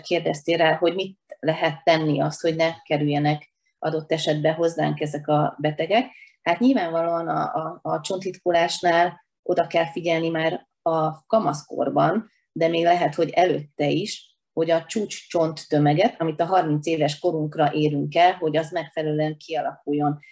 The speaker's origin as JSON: {"language": "Hungarian", "town": "Veszprém", "region": "Veszprém County", "country": "Hungary", "tie": "born or raised there", "said": "tehát én minden utcát jóformán ismerek ott, ahol felnőttem, a stadion környékén, aztán éltem a Haszkóvó lakótelepen, most pedig a Kalmár tér környékén, tehát úgy összességében úgy bármelyik területét ismerem Veszprémnek"}